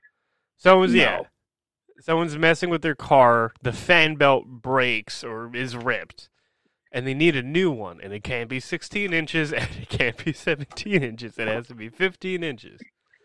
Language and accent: English; New Jersey, United States; I grew up in New Jersey.